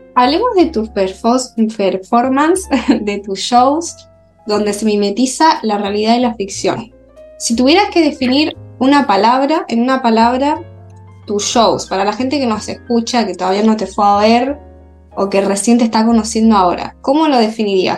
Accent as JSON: {"language": "Spanish", "town": "Granada", "region": "Andalusia", "country": "Spain", "also_born_or_lived": "Madrid", "moved": "as an adult", "lives_now": "Argentina", "said": "yo soy española de Granada"}